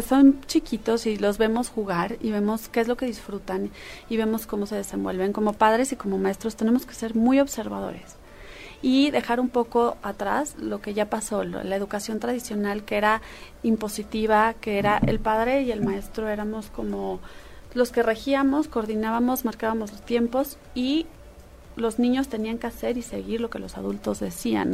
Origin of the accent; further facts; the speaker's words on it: Mexico; somos orgullosamente mexicanos